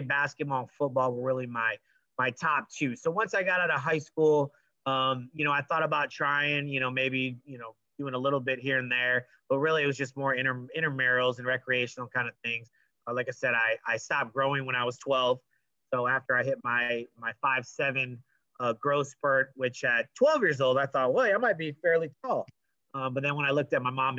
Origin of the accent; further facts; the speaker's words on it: Port Charlotte, Florida, United States; also born or lived in Mount Clemens, Michigan; I was a graduate of Port Charlotte High